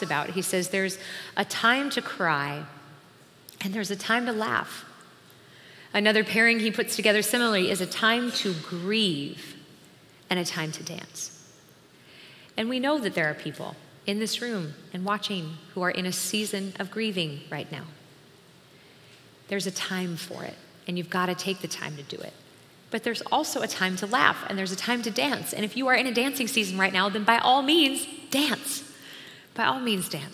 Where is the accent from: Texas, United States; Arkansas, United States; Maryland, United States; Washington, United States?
Washington, United States; now in Minnesota, United States; My husband and I are actually originally from Washington, so is John, who's here next week. We're all from Washington State